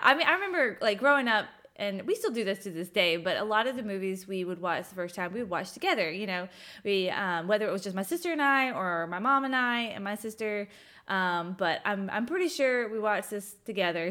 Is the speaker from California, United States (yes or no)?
no; Augusta, Georgia, United States; I grew up in Augusta, Georgia